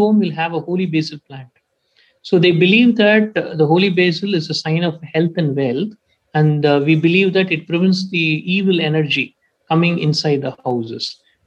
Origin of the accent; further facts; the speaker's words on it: Tamil Nadu, India; my hometown, is in Tamil Nadu state. So in my hometown, I was born and brought up in a village